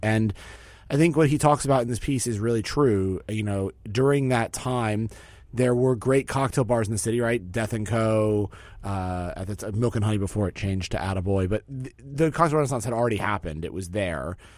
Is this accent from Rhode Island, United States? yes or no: no; New York City, New York, United States; as a New Yorker